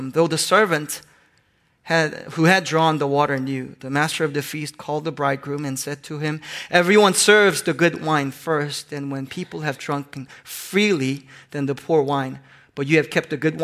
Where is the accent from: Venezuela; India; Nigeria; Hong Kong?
Hong Kong; moved away; I grew up in Hong Kong